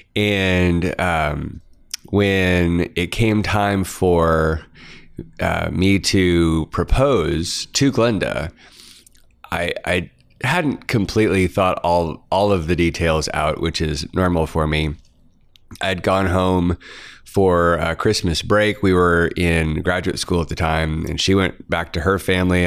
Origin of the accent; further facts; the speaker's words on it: Kansas, United States; growing up in Kansas, um, not a lot of mining that I grew up around.